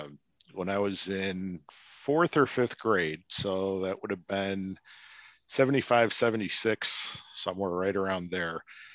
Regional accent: Park Ridge, Illinois, United States; So the town I grew up in Park Ridge has an old movie theater that seats like 1,100, single screen.

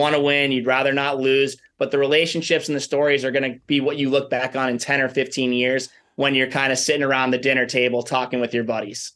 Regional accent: New York, United States; moved away; I'm from New York

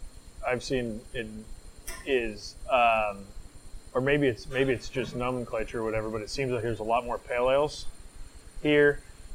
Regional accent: Washington, United States; We're from Washington State

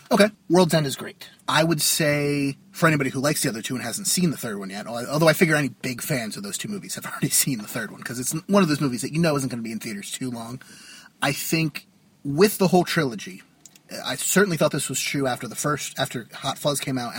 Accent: New Jersey, United States; from Jersey.

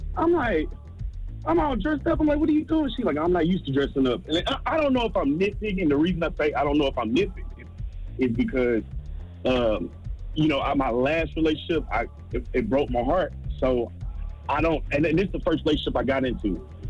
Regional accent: Jacksonville, Florida, United States; I'm from Duval. I done dealt with the most ratchet females ever.

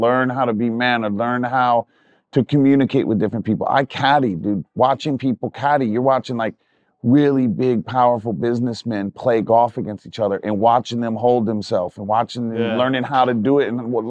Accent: Virginia Beach, Virginia, United States; also born or lived in North Carolina / New York; now in Los Angeles, United States; I grew up in Virginia Beach in North Carolina.

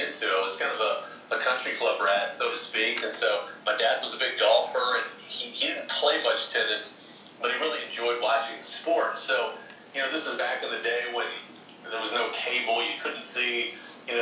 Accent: Dallas, Texas, United States; accent: Southern; moved away; I was from Dallas

